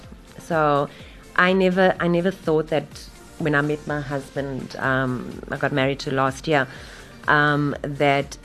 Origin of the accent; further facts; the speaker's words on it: Durban, KwaZulu-Natal, South Africa; I'm originally from Wentworth in Durban